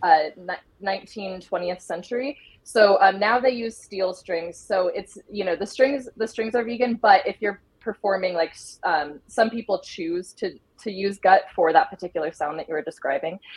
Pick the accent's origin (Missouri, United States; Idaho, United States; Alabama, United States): Idaho, United States; moved away as an adult; also born or lived in Colorado; I grew up in Idaho, and um, I recently was living in Colorado for the past seven years